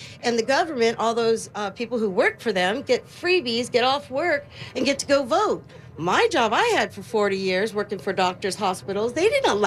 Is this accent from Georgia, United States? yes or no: no; Los Angeles County, California, United States; moved away as an adult; now in La Habra, United States; I'm from the L.A. County, but now I'm an Orange County snob.